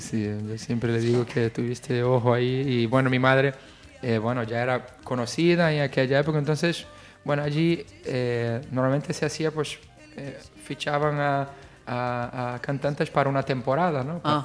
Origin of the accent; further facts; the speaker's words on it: Rio de Janeiro, Brazil; Spanish is a second language; moved away as an adult; now in Spain; nací en Río de Janeiro ya hace algunos añitos